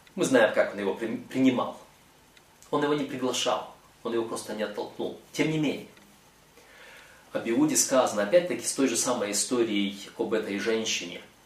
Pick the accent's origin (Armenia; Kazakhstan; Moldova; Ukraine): Moldova; я родом из Молдовы, из Молдавии